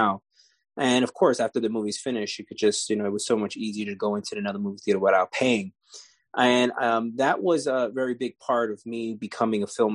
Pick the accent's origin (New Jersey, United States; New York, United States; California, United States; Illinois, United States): New York, United States; New York City; I grew up in New York City, out here in Lower East Side, Manhattan